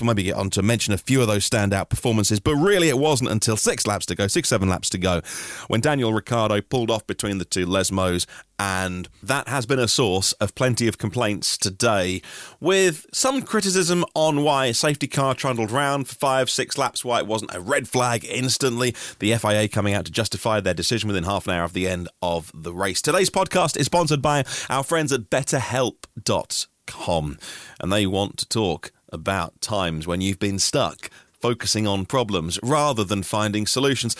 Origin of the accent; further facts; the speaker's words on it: United Kingdom; we're British.